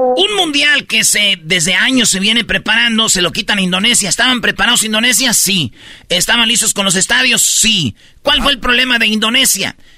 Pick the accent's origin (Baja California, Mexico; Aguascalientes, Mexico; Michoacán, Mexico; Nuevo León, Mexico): Michoacán, Mexico; Jiquilpan; Allá en Michoacán, ahí en mi pueblo, en Jiquilpan